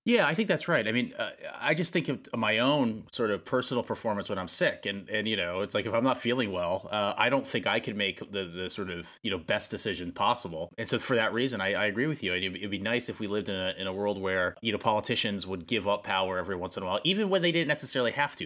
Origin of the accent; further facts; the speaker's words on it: United States; as an American citizen